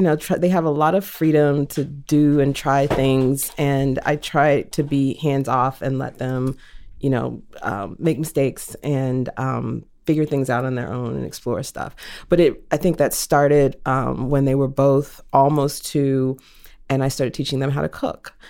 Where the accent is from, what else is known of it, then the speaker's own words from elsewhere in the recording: the South, United States; I was raised in the South